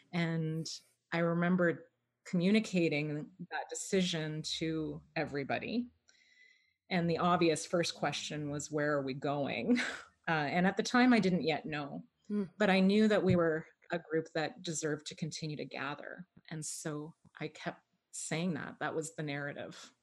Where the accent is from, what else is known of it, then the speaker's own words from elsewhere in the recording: Toronto, Ontario, Canada; I was born and raised in Toronto, actually, um, right in the downtown at St. Michael's Hospital